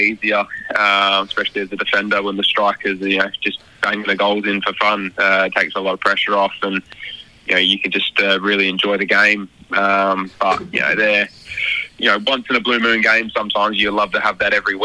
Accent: Australia; as an Aussie

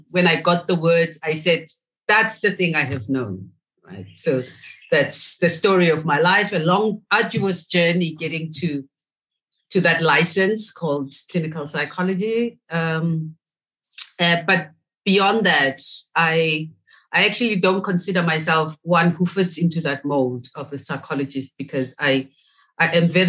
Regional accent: Soweto, Gauteng, South Africa; I'm from Soweto originally.

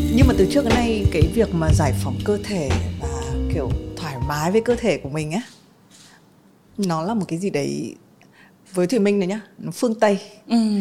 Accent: Vietnam; mình là người Việt Nam

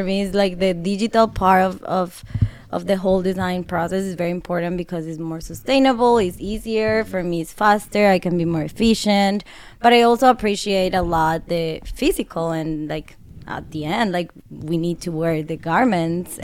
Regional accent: Colombia; moved away as an adult; now in Chicago, United States; I'm from Colombia

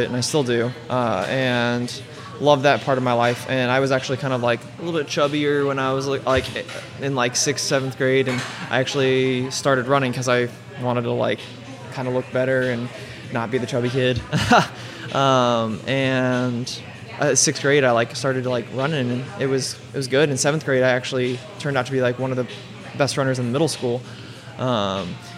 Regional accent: Colorado Springs, Colorado, United States; also born or lived in Truckee, California; I grew up in Colorado Springs my entire life

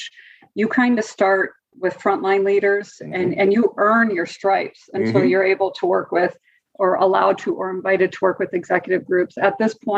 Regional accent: Wisconsin, United States; also born or lived in Oklahoma / Atlanta; led me back to Wisconsin, my home state

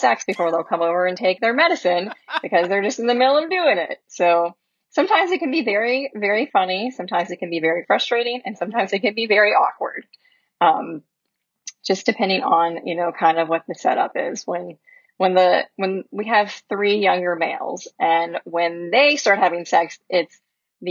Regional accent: Memphis, Tennessee, United States; I grew up here in Memphis

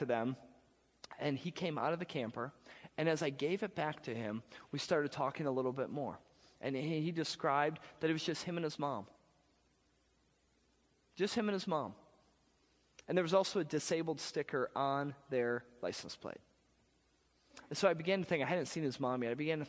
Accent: Wisconsin, United States; I'm from Wisconsin.

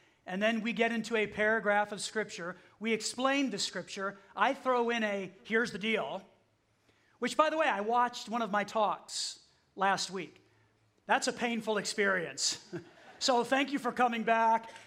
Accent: Chicago, Illinois, United States; moved away as an adult; also born or lived in Mulberry, Florida / Highland, Indiana; I grew up outside of Chicago. That's where my parents lived and still live to this day

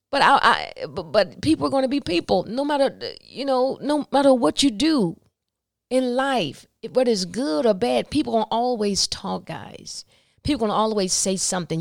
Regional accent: the South, United States; I'm from the South

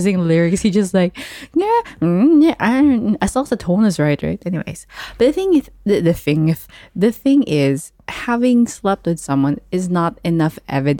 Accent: Dubai, United Arab Emirates; because I was raised in Dubai, I understand Ilonggo, but I'm not necessarily the most fluent Ilonggo speaker.

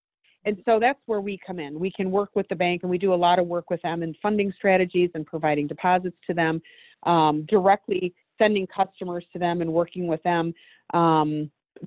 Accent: Detroit, Michigan, United States; Detroit, Michigan, my hometown

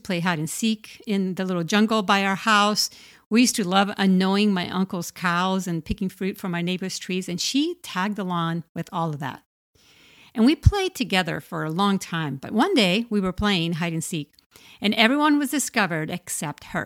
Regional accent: Puerto Rico; I was about eight years old, growing up in Puerto Rico

